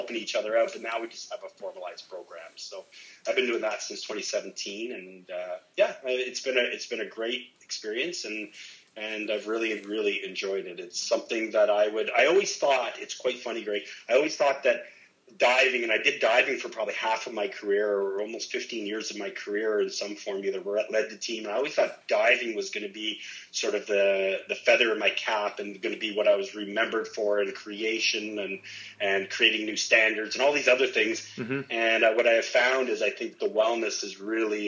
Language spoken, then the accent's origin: English; Ottawa, Ontario, Canada; also born or lived in Niagara; I decided I wanted to come back to my hometown of Ottawa, and came back here in 2001.